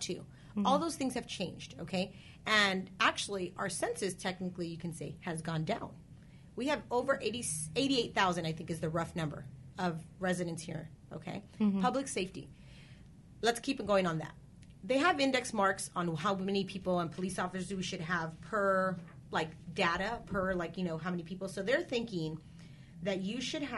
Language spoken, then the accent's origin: English; Downey, California, United States; now in Whittier, United States; I grew up in Downey. So I went to school from preschool all the way to high school in Downey, and then I came over